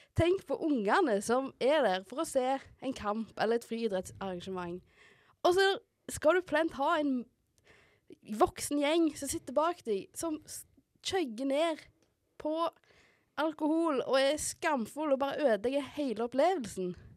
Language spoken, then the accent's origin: Norwegian; Haugesund, Rogaland, Norway; Jeg er jo fra Haugesund